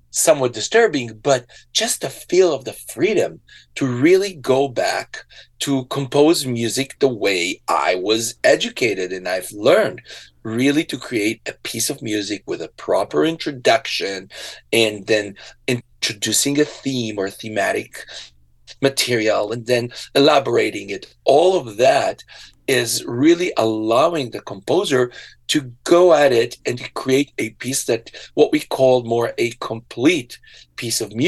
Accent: Israel; moved away; I was born in Israel

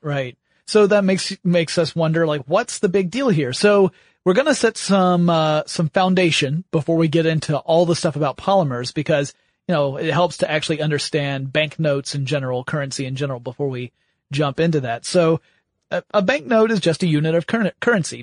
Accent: United States; on behalf of all Americans

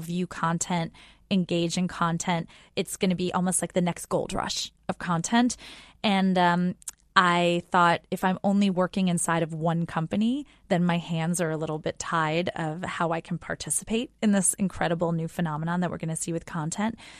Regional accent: outside of New York City, United States; we grew up outside of New York City.

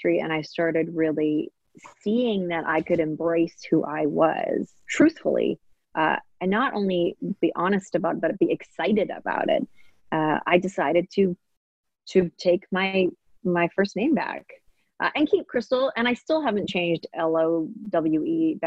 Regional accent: Maple Ridge, British Columbia, Canada; also born or lived in Hong Kong; I mainly grew up in very white neighborhoods. So I grew up in Maple Ridge and in Canada

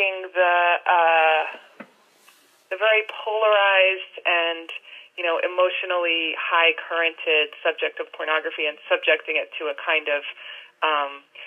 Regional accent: New Jersey, United States; first language English; moved away as an adult; also born or lived in New York; now in New York City, United States; I was born in New York, and then grew up in New Jersey

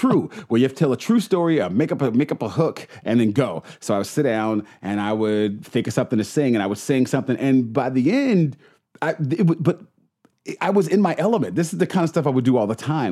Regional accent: Bay Area, California, United States; also born or lived in New York

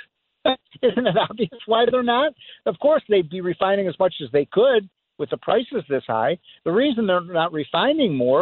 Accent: Illinois, United States; my home state of Illinois

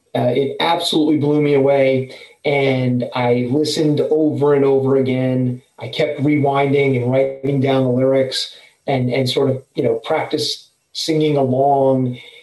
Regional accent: New York, United States; I was also, you know, growing up in New York, and I went to high school in Brooklyn.

